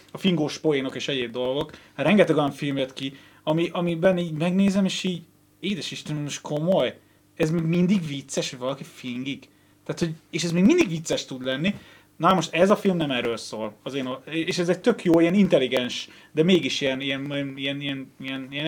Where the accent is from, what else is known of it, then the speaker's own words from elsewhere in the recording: Hungary; magyar vagyok